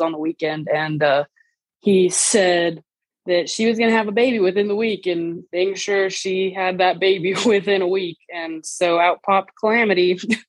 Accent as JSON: {"language": "English", "town": "Las Cruces", "region": "New Mexico", "country": "United States", "tie": "born or raised there", "said": "the actual season started at my hometown rodeo in Las Cruces"}